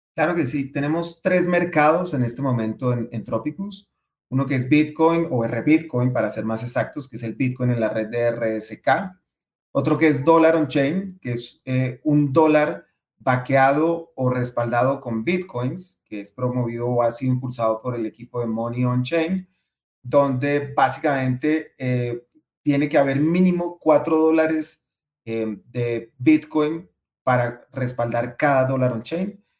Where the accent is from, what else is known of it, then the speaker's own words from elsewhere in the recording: Colombia; Colombia, por ejemplo, de donde yo, donde yo nací